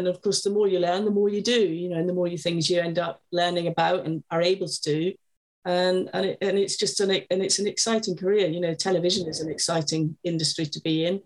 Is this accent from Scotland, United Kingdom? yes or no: yes; Scotland, United Kingdom; I grew up in Scotland